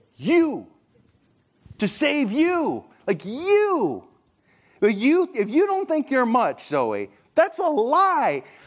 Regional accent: Michigan, United States; I'm from Michigan, like, every, there's lakes everywhere

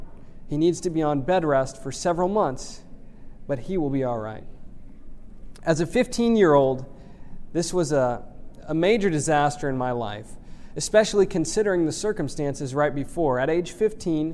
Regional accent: Houston, Texas, United States; I grew up in Houston, Texas

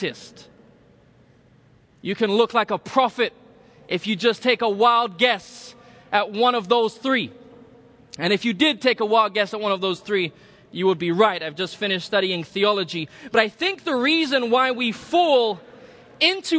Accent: London, United Kingdom; moved away as an adult; also born or lived in Republic of Ireland; now in California, United States; I was born in the Republic of Ireland, grew up in London, England

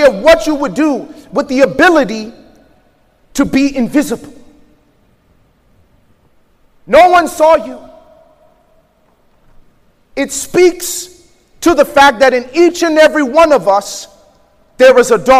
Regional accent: Chicago, Illinois, United States; I grew up in Chicago around gangs in a time where it was not cool to be smart.

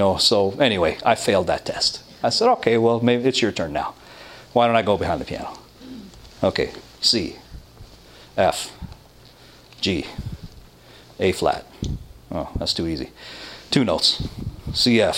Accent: Toronto, Ontario, Canada; I come from Toronto

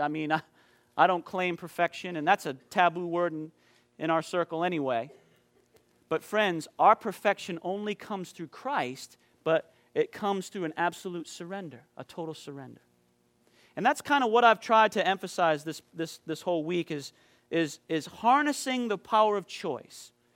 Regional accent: Maine, United States; moved away; back in my hometown in Maine

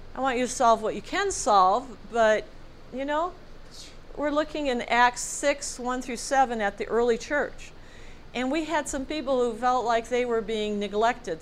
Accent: United States; as Americans, born and raised in the United States

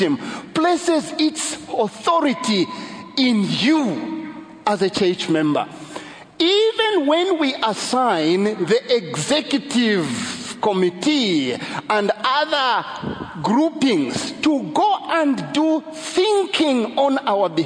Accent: Zambia; I'm from Zambia

